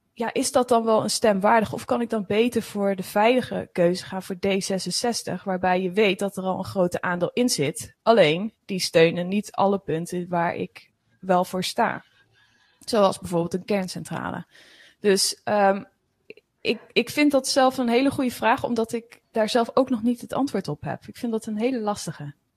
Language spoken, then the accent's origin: Dutch; Veluwe, Gelderland, Netherlands; Ik kom van de Veluwe